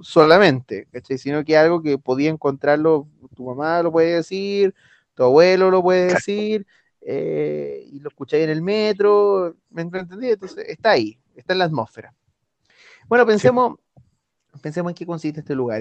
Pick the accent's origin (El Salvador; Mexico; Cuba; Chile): Chile; Chile, ya, eh, bueno, somos hijos del rigor